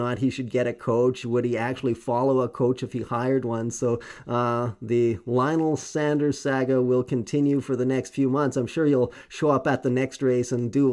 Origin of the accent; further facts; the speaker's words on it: Canada; being a Canadian heart